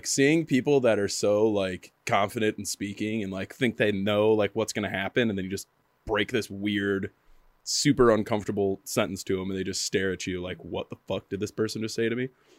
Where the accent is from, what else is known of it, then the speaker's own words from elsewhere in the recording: Milford, Michigan, United States; I just moved like 2.5 hours away from where I grew up. And I'm like, oh, I'm from like this small town, Milford. And they're like, what? I'm near Detroit.